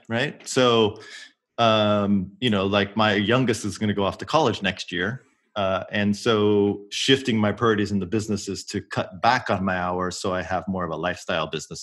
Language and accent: English; Oregon, United States; moved away as an adult; I was born in Oregon. Went to University of Oregon.